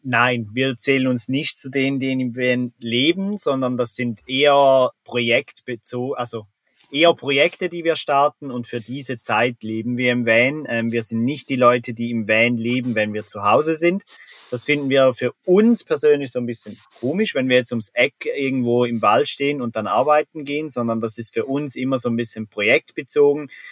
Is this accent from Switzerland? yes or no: yes; Switzerland; accent: Swiss German; first language Swiss German